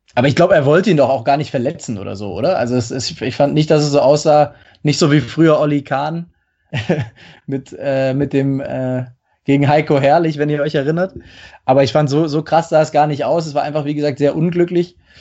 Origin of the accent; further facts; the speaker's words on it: Stuttgart, Baden-Württemberg, Germany; moved away as an adult; also born or lived in Hamburg; now in Munich, Germany; ich bin äh, in, zwar in Hamburg geboren, aber relativ früh in der Jugend dann äh, in die Umgebung Stuttgart äh, gezogen